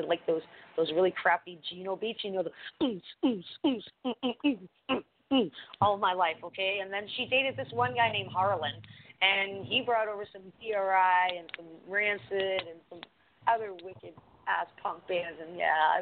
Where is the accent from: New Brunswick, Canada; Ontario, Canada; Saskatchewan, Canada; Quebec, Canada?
Ontario, Canada; Toronto; But I grew up on Queen Street, where this is the norm